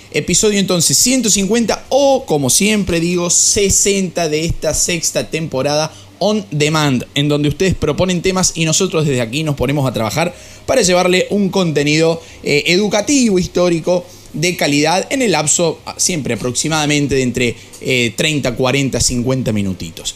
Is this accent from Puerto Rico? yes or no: no; Argentina; Y lo digo como docente argentino